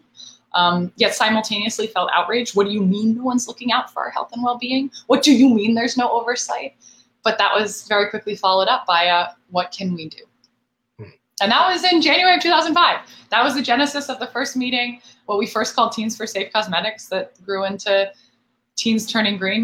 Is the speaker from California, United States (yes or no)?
yes; Marin County, San Francisco Bay Area, California, United States; moved away; also born or lived in New York City; I'm very proudly from the North Bay, from the San Francisco Bay Area